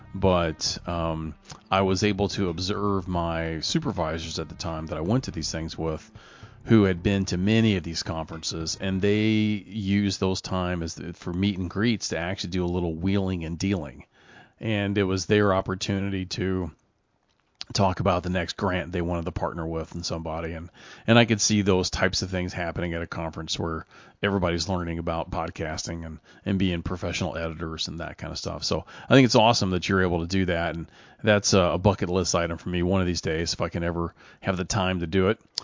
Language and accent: English; Louisville, Kentucky, United States; my hometown, Louisville, Kentucky here.